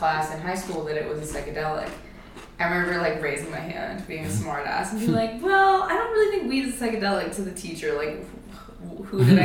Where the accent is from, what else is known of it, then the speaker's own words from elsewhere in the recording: near Lake Tahoe, Nevada, United States; I grew up in like near Tahoe.